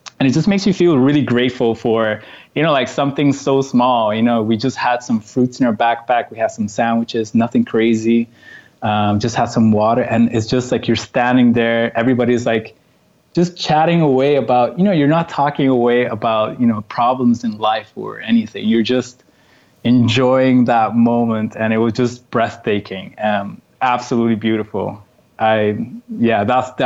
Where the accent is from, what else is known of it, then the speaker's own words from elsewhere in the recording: Aruba; moved away as an adult; also born or lived in Netherlands / Canada / London; now in Warsaw, Poland; growing up in Aruba, small island of 30 kilometers